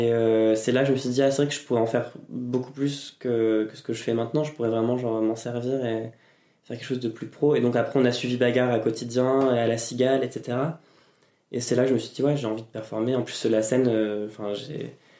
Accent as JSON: {"language": "French", "region": "Normandy", "country": "France", "also_born_or_lived": "Caen / Texas", "moved": "as an adult", "lives_now": "Paris, France", "said": "Je viens de Normandie"}